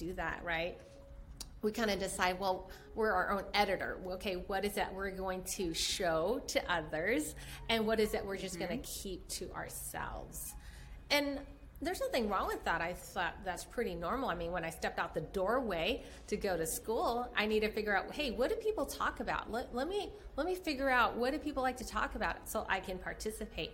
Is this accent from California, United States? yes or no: yes; San Francisco, California, United States; I was born in San Francisco, Chinatown